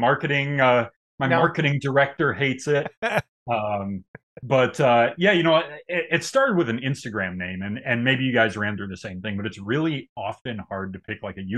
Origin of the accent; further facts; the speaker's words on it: Michigan, United States; I'm a good old Michigan boy at heart.